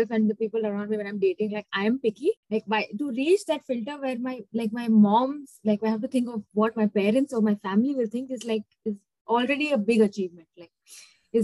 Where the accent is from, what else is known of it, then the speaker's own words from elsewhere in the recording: Chennai, Tamil Nadu, India; moved away; I'm from Chennai